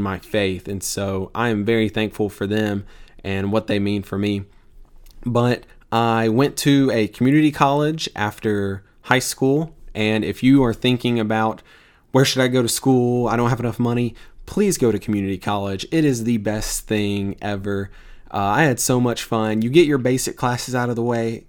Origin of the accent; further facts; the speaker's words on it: Tupelo, Mississippi, United States; moved away; I'm from Tupelo, Mississippi, originally. I, uh, grew up there